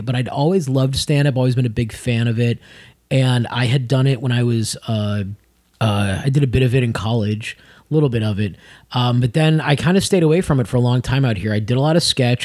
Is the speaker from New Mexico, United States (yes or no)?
no; Las Vegas, Nevada, United States; moved away; also born or lived in Chicago; That's actually originally where I'm from before Chicago. I was born in Vegas